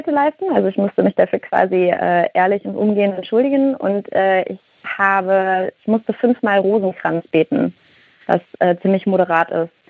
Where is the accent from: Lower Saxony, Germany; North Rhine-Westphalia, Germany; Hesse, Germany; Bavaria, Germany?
North Rhine-Westphalia, Germany; Cologne; ich glaube, ich komme ursprünglich aus dem Rheinland, äh, aus Köln, ne? Und bei uns sagt man halt, mach was du willst.